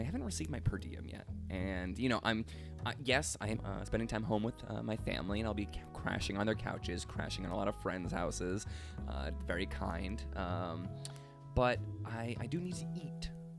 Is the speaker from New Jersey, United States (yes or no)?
no; Rhode Island, United States; moved away; my home state of Rhode Island